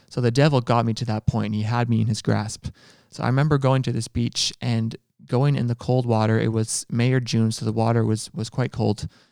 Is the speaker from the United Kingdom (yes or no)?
no; Ontario, Canada; I'm from Ontario.